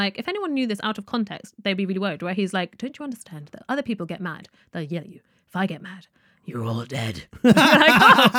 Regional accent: United Kingdom; accent: British; All intents and purposes, I'm British, really.

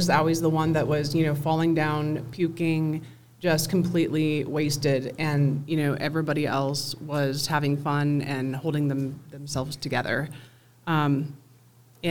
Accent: Des Moines, Iowa, United States; moved away as an adult; now in Loveland, United States; I was born and raised in Des Moines, Iowa.

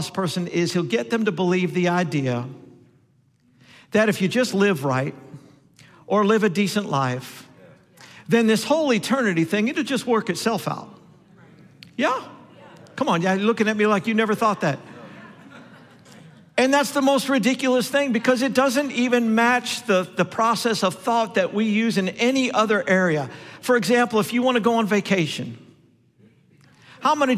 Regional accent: Denver, Colorado, United States; I'm from Denver

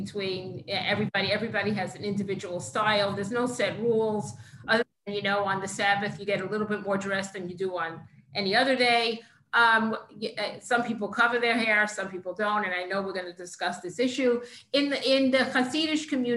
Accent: New York City, New York, United States; I grew up in Queens, New York, in Kew Garden Hills

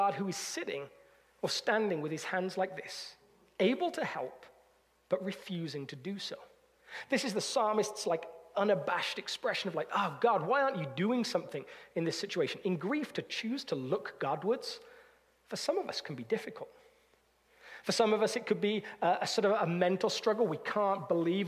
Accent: United Kingdom

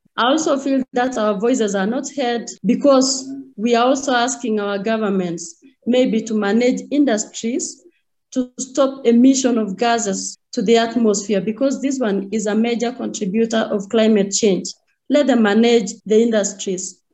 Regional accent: Kericho, Kericho County, Kenya; I come from Kericho, Kenya, that is Africa

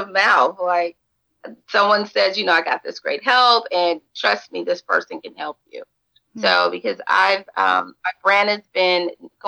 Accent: Atlanta, Georgia, United States; also born or lived in Albany, Georgia / Savannah, Georgia; So DeKalb County truly to me is where I grew up

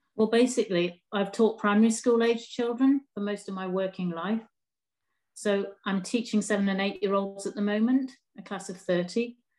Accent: Durham, North East England, United Kingdom; also born or lived in Newcastle; I was born in Durham, which is about 15 miles away

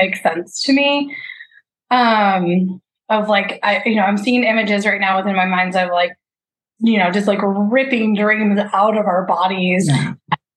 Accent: Midwest, United States; I was raised Catholic in the Midwest

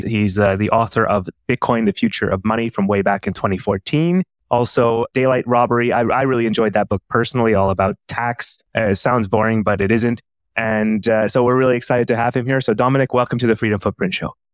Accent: Canada; moved away as an adult; now in Helsinki, Finland; I am from Canada originally

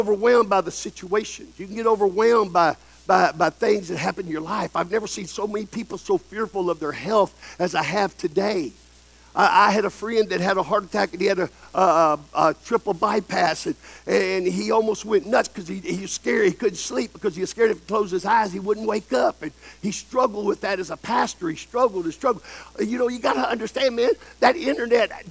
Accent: El Campo, Texas, United States; I've seen tornadoes come through Texas in my hometown, El Campo

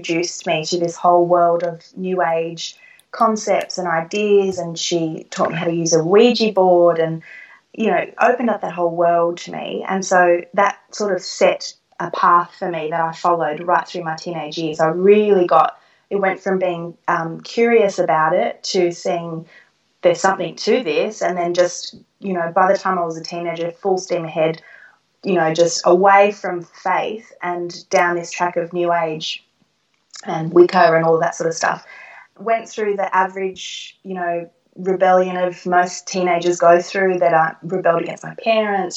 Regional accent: Sydney, New South Wales, Australia; I was born and raised in Sydney, and I'm from an Italian family

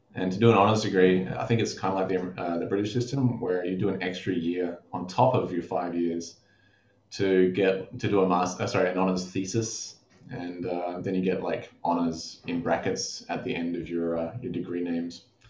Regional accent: Darwin, Northern Territory, Australia; I grew up in Darwin

